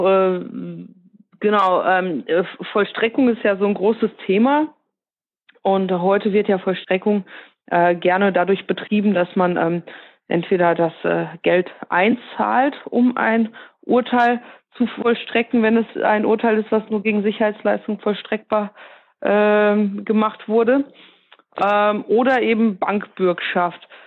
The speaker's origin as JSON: {"language": "German", "area": "Ruhr area", "region": "North Rhine-Westphalia", "country": "Germany", "said": "ich komme aus dem Ruhrgebiet"}